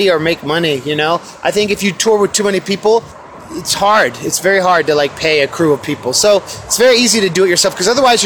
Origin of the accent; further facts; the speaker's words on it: Oakland, California, United States; I'm from Oakland, California, here in Seattle at El Corazon